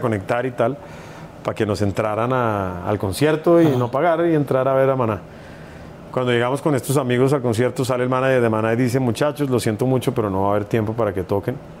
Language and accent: Spanish; Bogotá, Colombia; en Bogotá, que es de donde yo soy